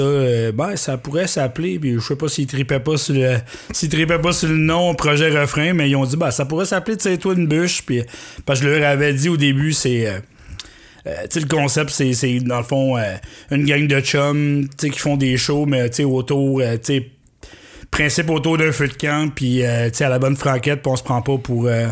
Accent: Magdalen Islands, Quebec, Canada; je suis aux de la Madeleine, je suis reparti il y a 5 ans déjà

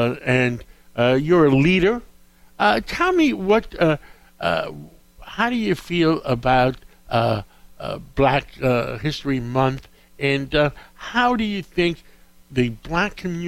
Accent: New York City, New York, United States; You know, I grew up in Harlem

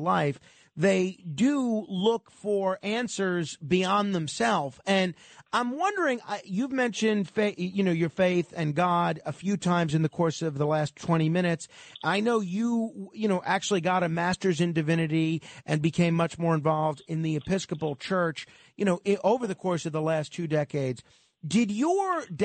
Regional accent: New York, United States; I'm a New Yorker

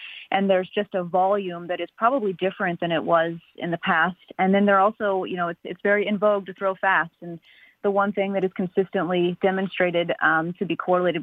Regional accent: Carbondale, Illinois, United States; moved away as an adult; also born or lived in Atlanta / Chicago; now in New York, United States; I grew up in Southern Illinois in a small town right near the border of Kentucky called Carbondale

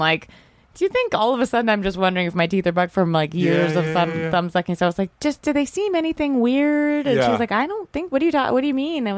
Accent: Virginia, United States; I'm from Virginia

